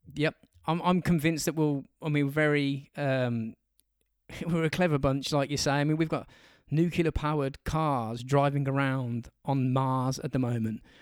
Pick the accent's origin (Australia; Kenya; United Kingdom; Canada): United Kingdom; England; we're English